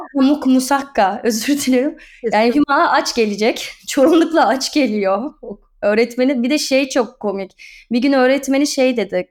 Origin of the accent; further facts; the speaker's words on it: Istanbul, Turkey; moved away as an adult; now in Erdek, Turkey; İstanbul Beylerbeyi doğumluyum ben. Boğaz çocuğuyum